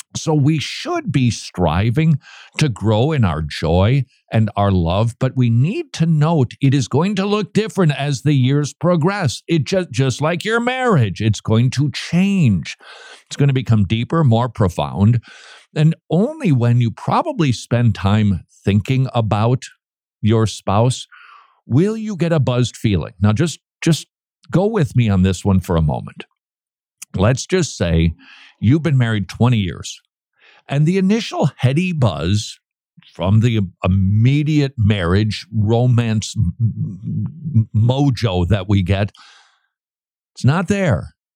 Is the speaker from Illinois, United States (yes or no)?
no; St. Paul, Minnesota, United States; moved away; last time I visited my hometown, downtown St. Paul was looking a little bit, um, let's just say, neglected.